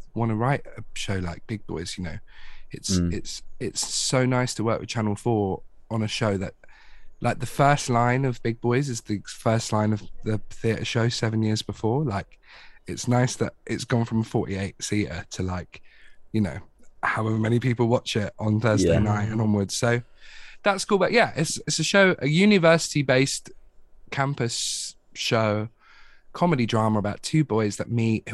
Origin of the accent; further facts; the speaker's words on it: Watford, East of England, United Kingdom; moved away as an adult; now in London, United Kingdom; I'm from Watford, but like London is still like 20 minutes down the road type thing. When I first properly moved into London